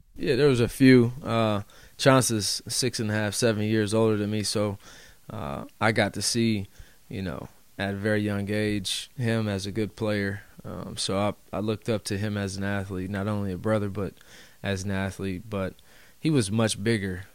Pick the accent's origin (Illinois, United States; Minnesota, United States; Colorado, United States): Colorado, United States; Denver; now in Portland, United States; I'm from Denver.